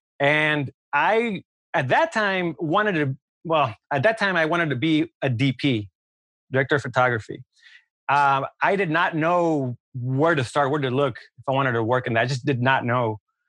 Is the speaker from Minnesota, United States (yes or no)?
no; California, United States; also born or lived in New York; I'm from Southern California. I want to be back in LA.